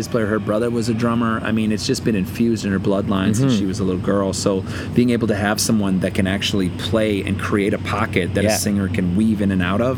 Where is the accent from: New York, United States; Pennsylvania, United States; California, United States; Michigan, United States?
Michigan, United States; growing up in Michigan